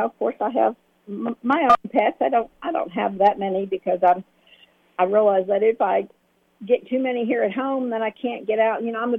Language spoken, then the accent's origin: English; New Jersey, United States; moved away; Because I was from New Jersey, and we already had our spay-neuter programs going up there